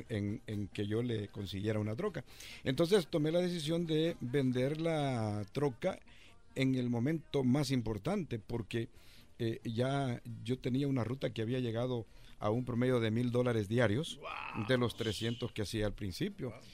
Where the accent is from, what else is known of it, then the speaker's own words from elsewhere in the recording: El Salvador; moved away as an adult; Yo llegué de El Salvador en 1981